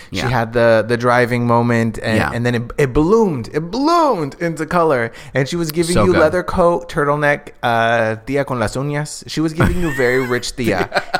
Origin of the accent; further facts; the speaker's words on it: London, United Kingdom; I am from … hometown.